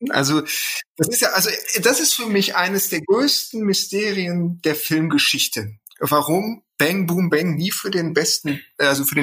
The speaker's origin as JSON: {"language": "German", "town": "Bochum", "region": "North Rhine-Westphalia", "country": "Germany", "said": "Wir hatten in Bochum bei uns, ich komme aus dem Ruhrpott, ein Kino, das äh, UCI-Kino."}